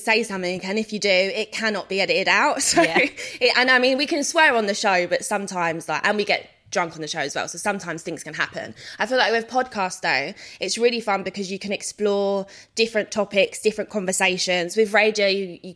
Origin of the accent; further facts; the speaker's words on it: London, United Kingdom; I'm from South London